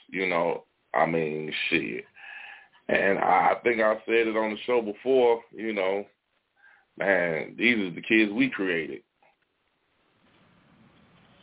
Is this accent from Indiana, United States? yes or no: yes; Gary, Indiana, United States; I'm from Gary, Indiana. We all from Gary